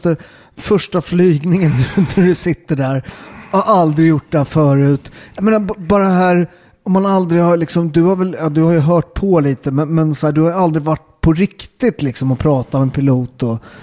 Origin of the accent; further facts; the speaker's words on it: Upplands Väsby, Stockholm County, Sweden; Jag är från Väsby